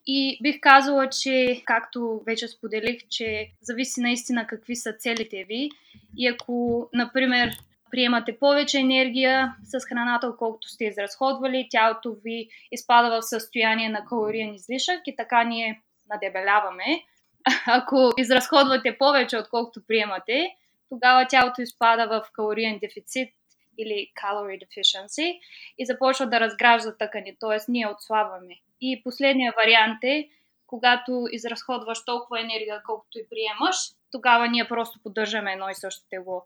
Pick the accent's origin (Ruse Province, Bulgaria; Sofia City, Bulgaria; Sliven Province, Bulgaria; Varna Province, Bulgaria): Ruse Province, Bulgaria; Ruse; moved away as an adult; now in Cardiff, United Kingdom; На 24 години съм и съм от град Русе. В момента живея в Карди, което е столицата Уелс.